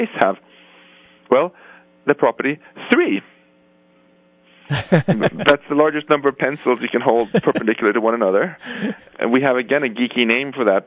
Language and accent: English; Stockholm, Stockholm County, Sweden; moved away; my hometown of Stockholm